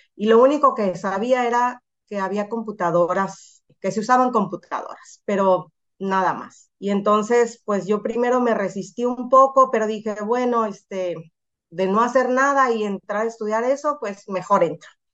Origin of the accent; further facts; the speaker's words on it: Mazatlán, Sinaloa, Mexico; moved away as an adult; also born or lived in Hermosillo; now in Culiacán, Mexico; soy de Mazatlán